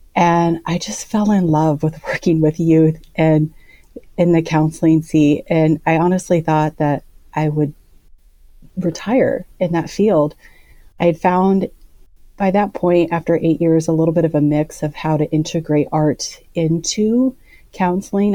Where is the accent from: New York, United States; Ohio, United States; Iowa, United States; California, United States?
Iowa, United States; Indianola; I grew up in Indianola, Iowa